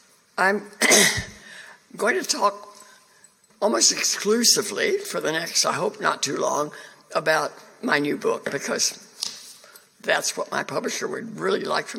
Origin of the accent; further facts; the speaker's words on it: China; born there; I was born in China, not Cuba.